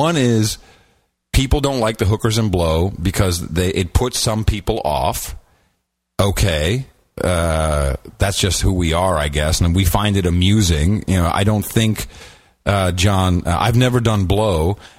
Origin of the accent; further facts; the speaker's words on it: Amsterdam, North Holland, Netherlands; I grew up in Amsterdam.